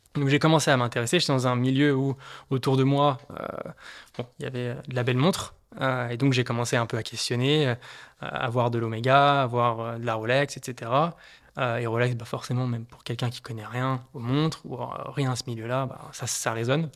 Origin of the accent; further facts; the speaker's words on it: Haute-Savoie, Auvergne-Rhône-Alpes, France; moved away as an adult; now in Paris, France; Je suis originaire de Haute-Savoie euh, et je travaille à, Paris depuis quelques années.